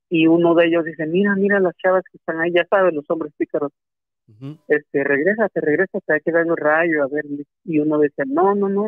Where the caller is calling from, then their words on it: Acapulco, Guerrero, Mexico; Este, … … de Acapulco.